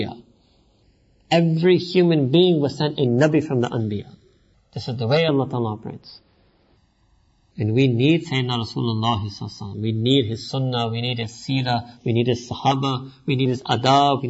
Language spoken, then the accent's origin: English; New York, United States; I was born and raised in New York